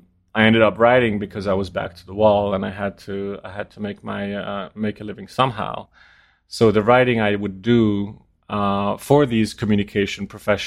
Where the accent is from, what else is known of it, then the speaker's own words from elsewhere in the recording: France; also born or lived in Denmark; So I grew up in France. {S4} Oh, really? {S5} Because when I was four, we moved to France, where my parents worked as foreign correspondents.